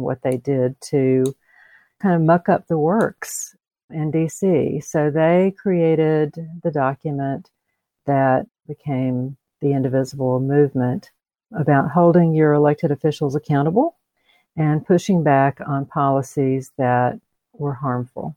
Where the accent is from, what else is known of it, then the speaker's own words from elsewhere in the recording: Columbus, Georgia, United States; also born or lived in metro Atlanta; So I am a native Georgian, which is these days a little unusual in the metro Atlanta area. I grew up in Columbus.